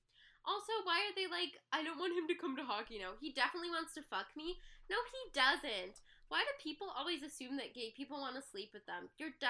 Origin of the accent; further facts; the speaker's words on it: Midwest, United States; I'm from the Midwest.